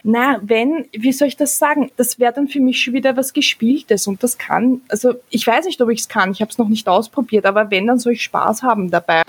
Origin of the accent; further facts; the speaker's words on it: Austria; bei uns in Österreich